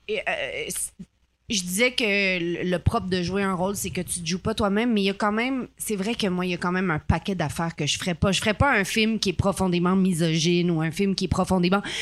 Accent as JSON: {"language": "French", "town": "Ottawa", "region": "Ontario", "country": "Canada", "tie": "born there", "said": "je suis née à Ottawa, tu sais, je parle anglais quand même"}